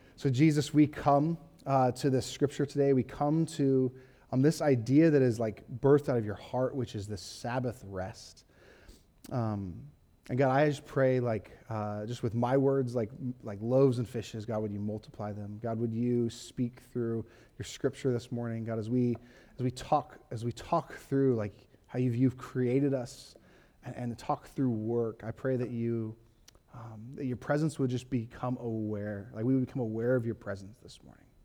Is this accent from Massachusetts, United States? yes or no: no; Huntington Beach, California, United States; I grew up in Huntington Beach, California